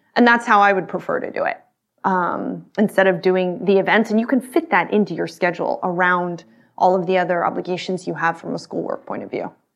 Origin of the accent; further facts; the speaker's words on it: Austin, Texas, United States; I grew up in Texas, in Austin